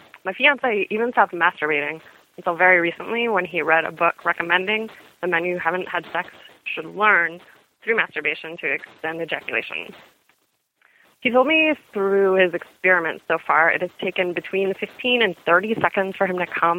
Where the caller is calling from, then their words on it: Pittsburgh, Pennsylvania, United States; I'm calling from Pittsburgh